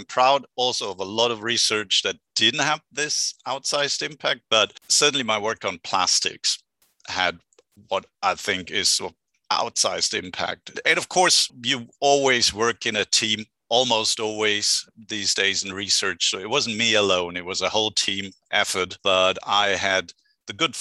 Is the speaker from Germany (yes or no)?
yes; Germany; accent: German; English is a second language; moved away as an adult; also born or lived in Berlin / United Kingdom / France; now in Santa Barbara, United States; I hail from Germany, which you can probably hear by the accent, but I've been a California transplant for the last 17 years